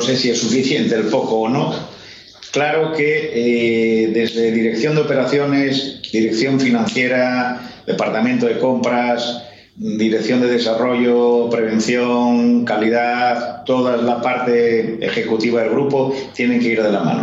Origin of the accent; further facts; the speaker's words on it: Spain; como decimos en España